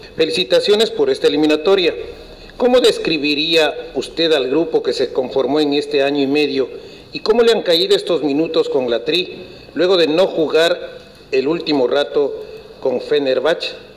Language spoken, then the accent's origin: Spanish; Ecuador; tenemos todos los ecuatorianos